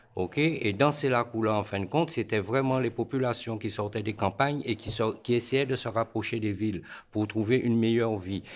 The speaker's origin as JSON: {"language": "French", "country": "Guadeloupe", "tie": "born or raised there", "also_born_or_lived": "Paris region, France", "moved": "as an adult", "said": "suis né en France, région parisienne. À l'âge de 4 ans, j'ai pris l'avion pour aller en Guadeloupe. Donc en fin de compte, jusqu'à 23 ans, de 4 ans à 23 ans, je suis resté en Guadeloupe."}